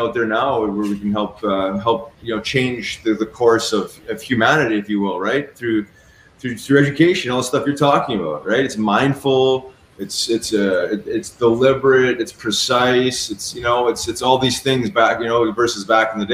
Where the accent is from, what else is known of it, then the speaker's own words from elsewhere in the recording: Canada; moved away as an adult; also born or lived in Philadelphia; growing up in Canada